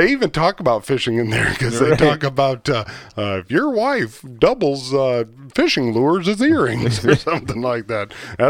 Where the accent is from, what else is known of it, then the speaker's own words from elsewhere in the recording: Iowa, United States; I'm from the country. I'm from Iowa.